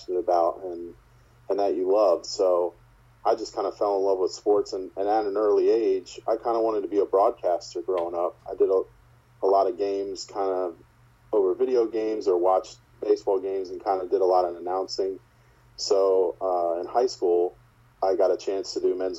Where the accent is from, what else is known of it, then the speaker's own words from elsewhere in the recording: New Jersey, United States; moved away; I grew up in South Jersey, about an hour from Philly